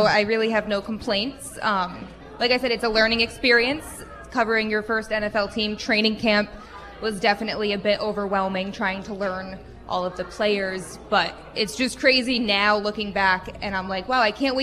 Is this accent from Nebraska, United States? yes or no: no; Connecticut, United States; moved away as an adult; now in Wisconsin, United States; I'm from Connecticut, so I do know snow